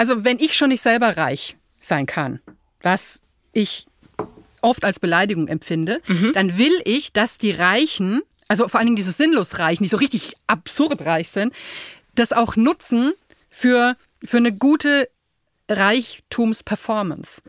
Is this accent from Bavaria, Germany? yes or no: yes; Würzburg, Bavaria, Germany; ich bin ja in Würzburg geboren und so mhm. in Unterfranken aufgewachsen